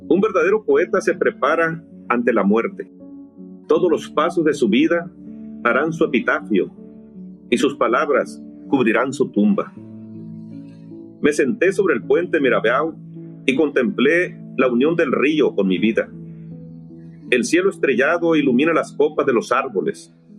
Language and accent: Spanish; Guasave, Sinaloa, Mexico; moved away; estaba en Guasave, Sinaloa, en, mi ciudad natal